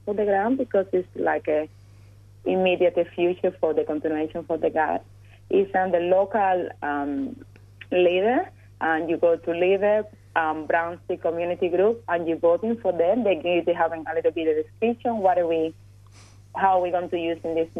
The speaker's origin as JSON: {"language": "English", "country": "Cuba", "tie": "born or raised there", "moved": "yes", "lives_now": "Australia", "said": "I was growing up in Cuba."}